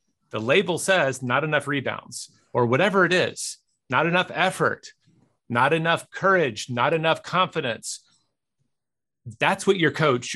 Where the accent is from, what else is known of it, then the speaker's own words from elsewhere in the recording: Memphis, Tennessee, United States; my hometown team, the Grizzlies